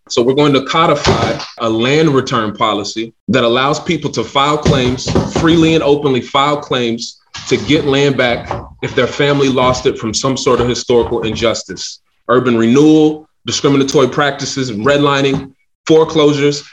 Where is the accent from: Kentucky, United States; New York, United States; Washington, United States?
Kentucky, United States; Louisville; I'm originally from the Parkland neighborhood